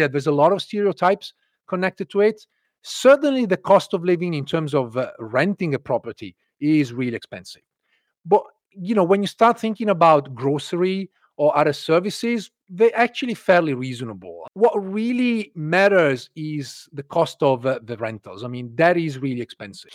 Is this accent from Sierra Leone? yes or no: no; Italy; English is a second language; moved away as an adult; also born or lived in London / Ireland; now in United States; I grew up in Italy, where we have universal healthcare